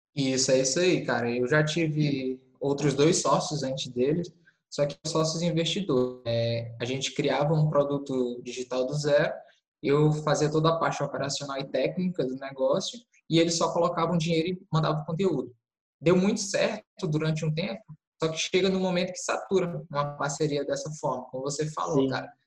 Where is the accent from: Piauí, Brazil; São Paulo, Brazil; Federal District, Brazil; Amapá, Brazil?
Piauí, Brazil; Teresina; eu sou de Teresina, Piauí